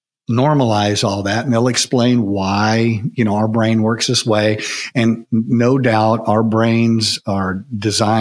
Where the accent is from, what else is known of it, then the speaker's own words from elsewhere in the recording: United States; growing up in America, you're probably raised in some sort of Christian environment